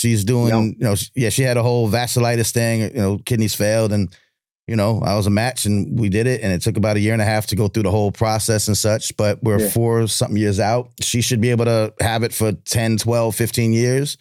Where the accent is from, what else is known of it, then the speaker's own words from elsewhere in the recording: Long Island, New York, United States; I'm from Long Island